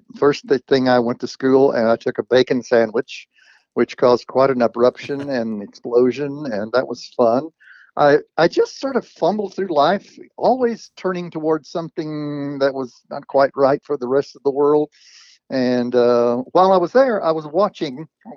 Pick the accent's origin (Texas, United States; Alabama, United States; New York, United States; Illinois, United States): Texas, United States; Cleburne; I was born in 38 in Cleburne, Texas, a little town south of Fort Worth.